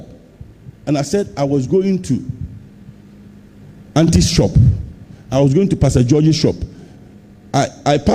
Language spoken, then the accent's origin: English; Ghana; I'm a Ghanaian